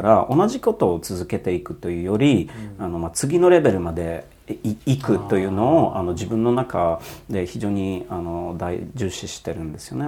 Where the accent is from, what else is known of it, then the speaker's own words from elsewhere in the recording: Poland; Japanese is a second language; also born or lived in Germany / Netherlands / United States; now in Japan; 僕生まれたのは、まあ、ポーランドの共産主義の時の、うんえー、時代でで非常にちっちゃい村で生まれ育って